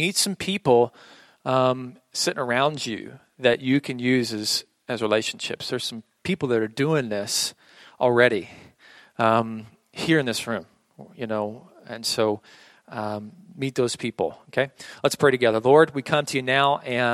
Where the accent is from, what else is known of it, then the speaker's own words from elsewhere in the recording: Oklahoma, United States; I grew up in Oklahoma, a very old school Pentecostal church